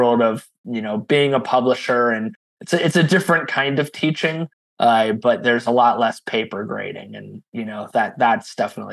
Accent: Ohio, United States; moved away as an adult; I came to Texas from Ohio about 20 years ago to study creative writing.

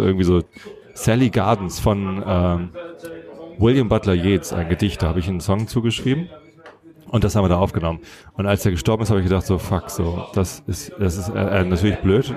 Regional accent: Wistedt, Lower Saxony, Germany; also born or lived in Buchholz in der Nordheide; meine Jugend habe ich ja in Buchholz verbracht. Also ich bin in Wistedt aufgewachsen

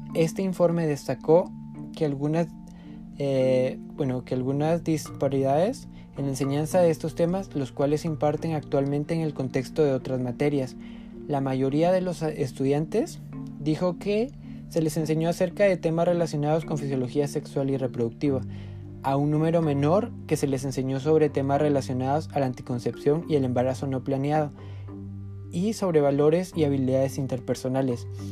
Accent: Huehuetenango, Guatemala; Como guatemaltecos

